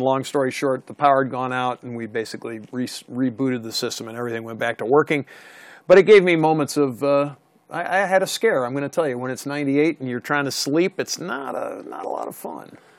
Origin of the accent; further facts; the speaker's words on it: the East, United States; Being from the East and li- growing up in the East